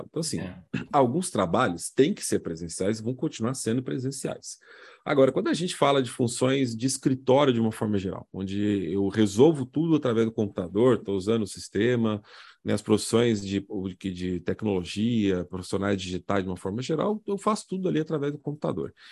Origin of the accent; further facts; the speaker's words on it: São Paulo, Brazil; nasci e cresci em São Paulo, nunca fui no Farol Santander